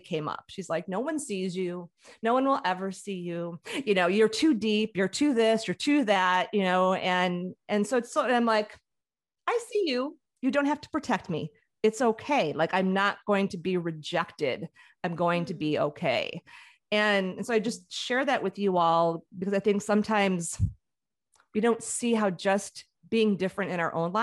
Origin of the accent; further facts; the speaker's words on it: Chicago, Illinois, United States; I grew up in Chicago